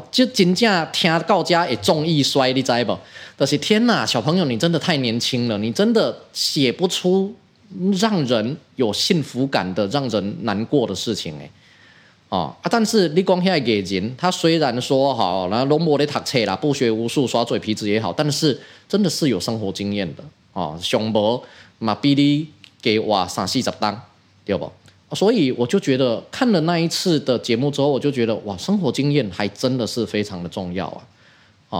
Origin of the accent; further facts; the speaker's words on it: Taiwan; 我们台湾人